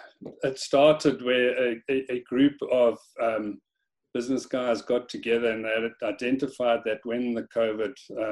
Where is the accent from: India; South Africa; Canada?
South Africa; Pretoria, Gauteng; moved away as an adult; also born or lived in Stellenbosch, South Africa; now in Isle of Man; I grew up in Pretoria in South Africa, where I went to school.